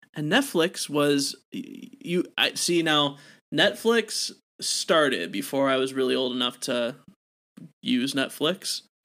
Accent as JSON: {"language": "English", "region": "Wisconsin", "country": "United States", "tie": "born or raised there", "said": "my home state of good old Wisconsin."}